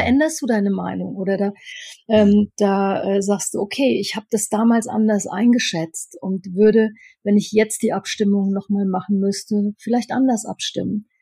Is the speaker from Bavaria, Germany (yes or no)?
yes; Upper Franconia, Bavaria, Germany; bei uns in Oberfranken